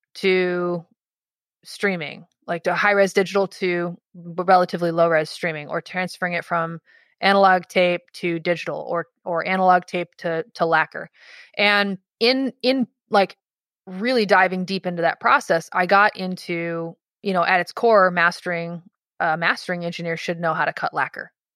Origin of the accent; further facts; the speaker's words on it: Dearborn, Michigan, United States; I grew up in Michigan in, in, just outside Detroit in a little town called Dearborn